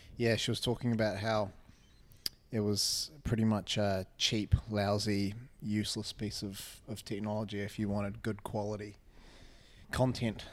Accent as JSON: {"language": "English", "region": "Auckland", "country": "New Zealand", "tie": "born or raised there", "said": "I went to Beachlands Primary School."}